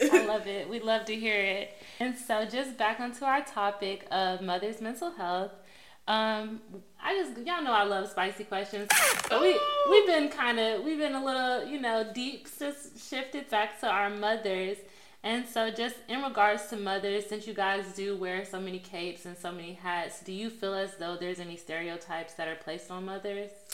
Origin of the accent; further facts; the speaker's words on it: Texas, United States; I'm also from Texas